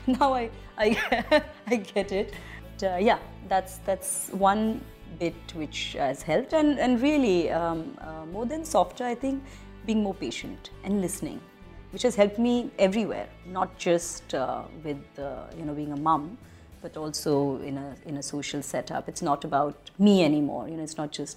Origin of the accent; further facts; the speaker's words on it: India; I'm very Indian in the way I am